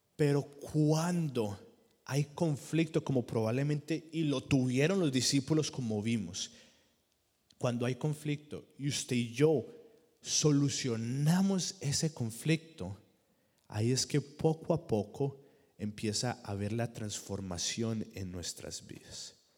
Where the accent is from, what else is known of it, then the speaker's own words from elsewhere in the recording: Colombia; moved away; En la iglesia que yo crecí en Colombia